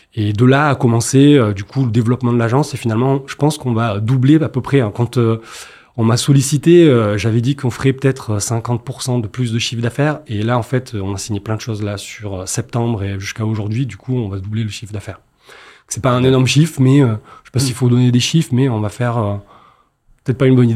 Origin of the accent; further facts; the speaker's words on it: Marseille, Provence-Alpes-Côte d'Azur, France; je suis marseillais